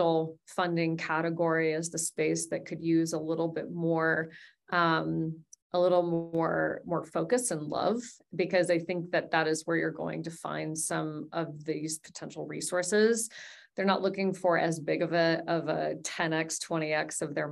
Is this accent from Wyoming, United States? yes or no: yes; Wyoming, United States; My parents, they designed a sandbox for us in our backyard in Wyoming